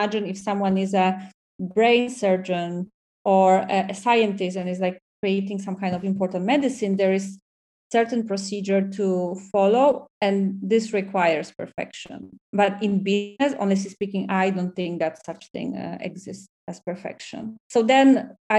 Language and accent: English; Poland; English is a second language; moved away as an adult; also born or lived in Dublin, Ireland; now in Barcelona, Spain; I come from Poland